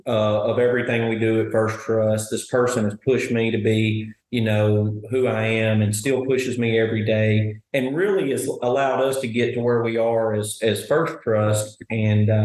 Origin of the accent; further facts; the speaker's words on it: Sheridan, Arkansas, United States; Sheridan is my hometown